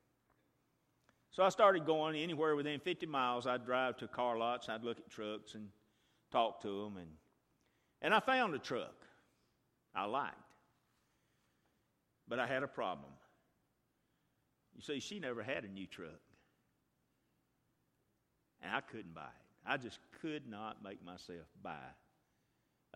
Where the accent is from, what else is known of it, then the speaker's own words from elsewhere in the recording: Chilton County, Alabama, United States; I'm from Chilton County, and Mama's from there